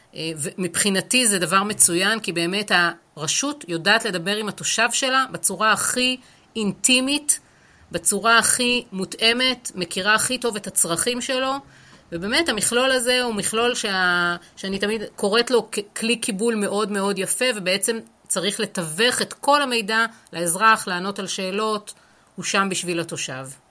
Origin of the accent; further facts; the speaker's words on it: Haifa, Haifa District, Israel; אני חיפאית, אה, גאה אפשר לומר אפילו